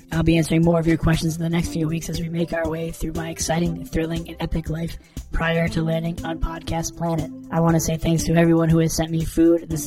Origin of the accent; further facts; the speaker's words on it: Chicago, Illinois, United States; I'm I am eight years old. I am from Chicago.